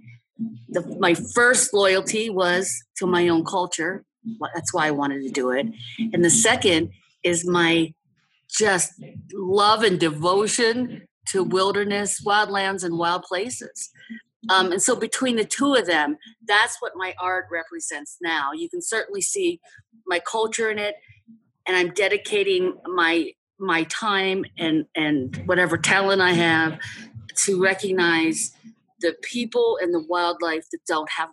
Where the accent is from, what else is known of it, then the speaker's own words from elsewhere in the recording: Cincinnati, Ohio, United States; I grew up in Cincinnati, Ohio